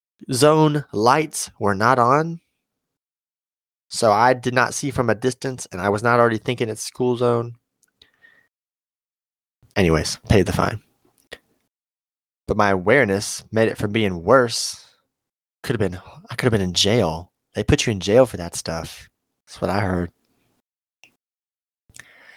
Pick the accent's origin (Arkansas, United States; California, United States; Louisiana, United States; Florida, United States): Arkansas, United States; Osceola; I was at home in Osceola